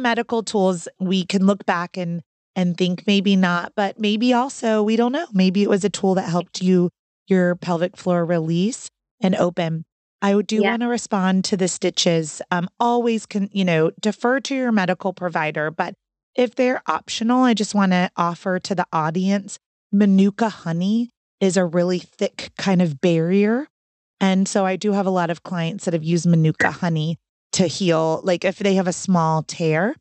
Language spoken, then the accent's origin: English; Orlando, Florida, United States; now in North Carolina, United States; I'm from Orlando. And so I know a lot of doulas and birth coaches in Orlando